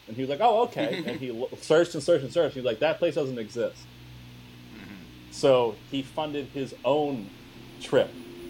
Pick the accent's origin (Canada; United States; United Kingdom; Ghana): United States; we're American